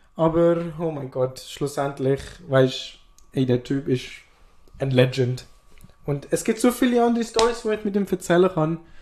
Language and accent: German; Switzerland; ich als Schweizer